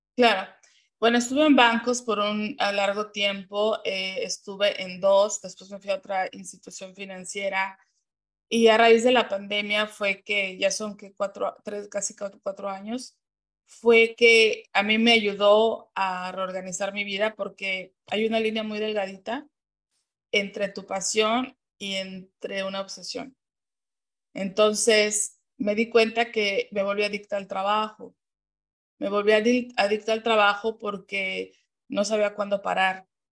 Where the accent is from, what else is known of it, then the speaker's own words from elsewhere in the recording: Mexico City, Mexico; moved away as an adult; now in United States; yo nací y crecí en la Ciudad de México, orgullosamente mexicana